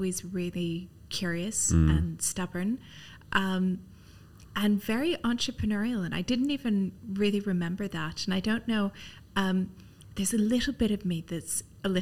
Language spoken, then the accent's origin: English; Canada; moved away as an adult; also born or lived in London; now in Dubai, United Arab Emirates; I'm Canadian. I don't sound British.